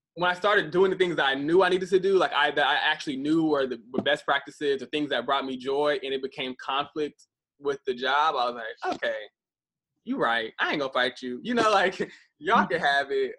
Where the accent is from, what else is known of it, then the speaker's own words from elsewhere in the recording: Midwest, United States; moved away; also born or lived in Atlanta; growing up in the Midwest